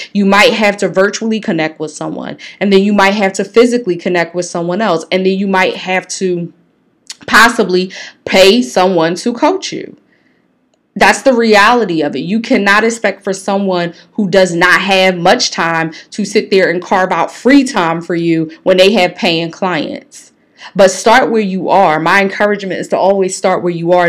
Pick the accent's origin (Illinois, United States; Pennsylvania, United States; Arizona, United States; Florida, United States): Pennsylvania, United States; Philadelphia; growing up in North Philly